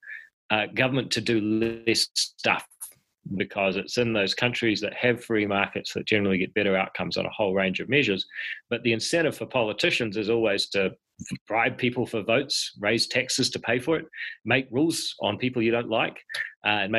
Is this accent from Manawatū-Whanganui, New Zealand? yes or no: yes; Palmerston North, Manawatū-Whanganui, New Zealand; also born or lived in Auckland; I was born in Palmerston North